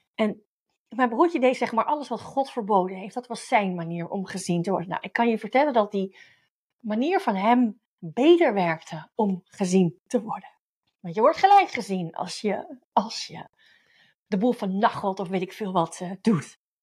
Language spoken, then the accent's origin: Dutch; Netherlands